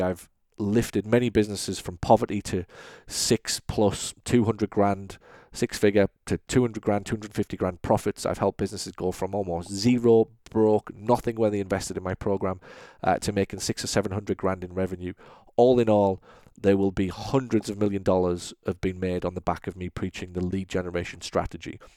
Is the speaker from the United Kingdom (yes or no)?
yes; United Kingdom; now in United States; I'm British